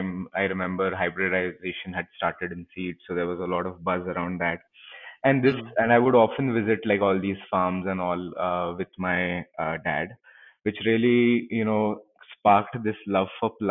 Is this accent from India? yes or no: yes; Pune, Maharashtra, India; also born or lived in Los Angeles; I've been born and brought up in Pune itself